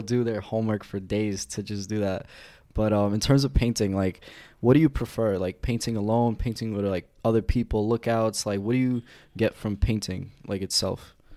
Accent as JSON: {"language": "English", "town": "New York City", "region": "New York", "country": "United States", "said": "I'm from South Brooklyn by Coney Island"}